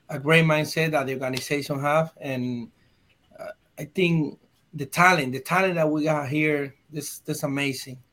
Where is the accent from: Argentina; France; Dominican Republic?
Dominican Republic; English is a second language; moved away; I come from Dominican Republic. So as a Latin guy